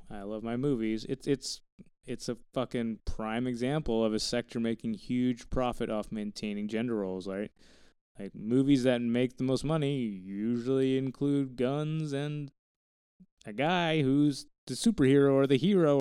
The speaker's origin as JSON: {"language": "English", "region": "Texas Panhandle", "country": "United States", "tie": "born or raised there", "said": "I grew up in the Texas Panhandle."}